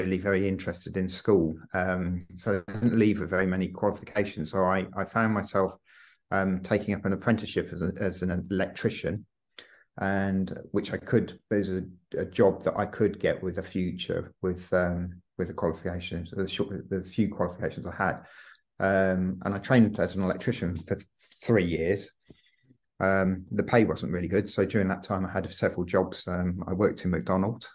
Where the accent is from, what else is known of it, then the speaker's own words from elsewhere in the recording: Stratford-upon-Avon, West Midlands, United Kingdom; moved away as an adult; also born or lived in London; I was brought up in Stratford-upon-Avon